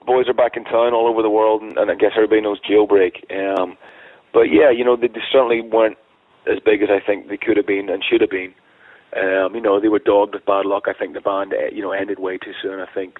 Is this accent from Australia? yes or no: no; Ireland; I grew up on … being Irish